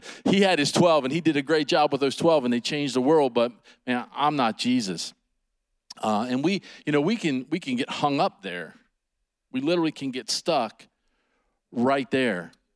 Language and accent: English; United States; I grew up right here in Washington County. This is home